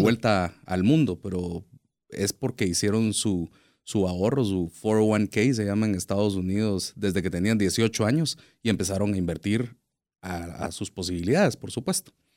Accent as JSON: {"language": "Spanish", "country": "Guatemala", "said": "nosotros como guatemaltecos"}